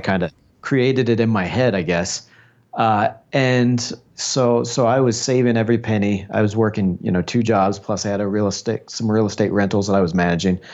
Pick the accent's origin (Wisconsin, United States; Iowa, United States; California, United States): Iowa, United States; Des Moines; born or raised there; now in Colombia